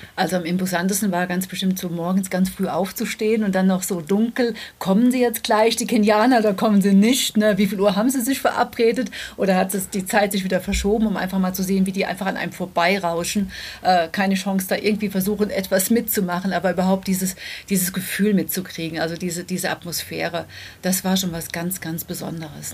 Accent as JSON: {"language": "German", "country": "Germany", "said": "bei uns in Deutschland"}